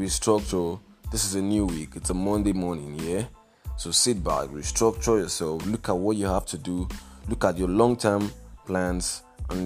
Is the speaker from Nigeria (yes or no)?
yes; Nigeria; I am a Nigerian